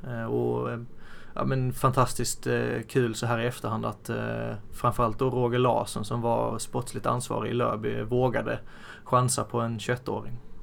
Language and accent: Swedish; Blekinge, Sweden; now in Västerås, Sweden; sen har jag mamma och pappa hemma i Blekinge